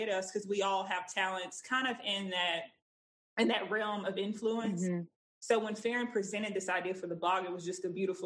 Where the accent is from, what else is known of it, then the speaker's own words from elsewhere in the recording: Texas, United States; I'm 28. I'm from Texas